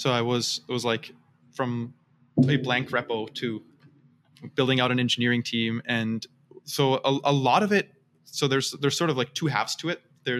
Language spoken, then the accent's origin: English; Seattle, Washington, United States; also born or lived in Vienna, Austria / Utah / California; So I am from all over the place. I'm originally from Vienna, Austria, and then I grew up in Seattle, in Utah, lived in California since college, really love it here.